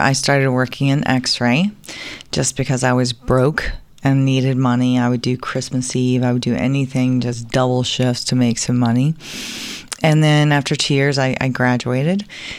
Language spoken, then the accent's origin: English; Atlanta, Georgia, United States; I live in Atlanta, Georgia, and I'm pretty much been there my entire life, except for a few with career changes and whatnot.